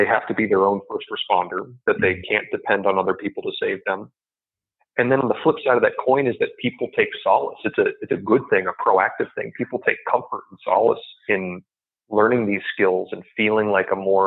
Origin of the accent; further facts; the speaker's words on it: Midwest, United States; moved away; also born or lived in Silicon Valley; I came from the Midwest. I grew up, you know, hunting and camping and those kinds of skills